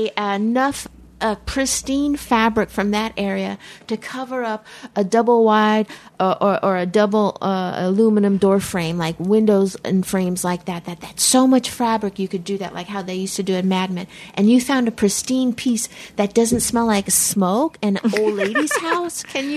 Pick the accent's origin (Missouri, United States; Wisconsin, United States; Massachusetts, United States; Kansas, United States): Kansas, United States; Fort Riley; born there; My dad was in the service, and I was born outside Fort Riley, Kansas.